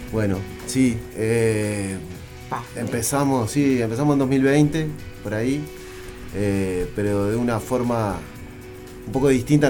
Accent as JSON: {"language": "Spanish", "region": "Montevideo", "country": "Uruguay", "said": "nosotros tres venimos de Sayago"}